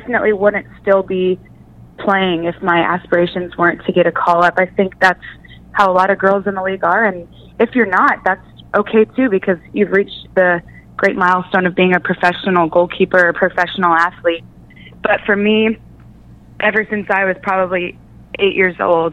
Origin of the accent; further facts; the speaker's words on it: Missouri, United States; I grew up in Missouri